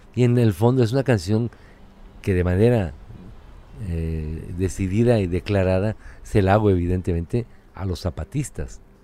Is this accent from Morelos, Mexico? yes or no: no; Mexico City, Mexico; also born or lived in Tulancingo, Hidalgo; particularmente como chilangos